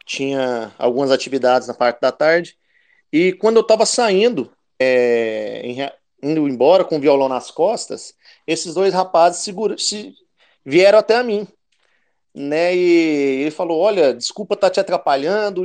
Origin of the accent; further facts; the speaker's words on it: Goiânia, Goiás, Brazil; eu também sou de Goiânia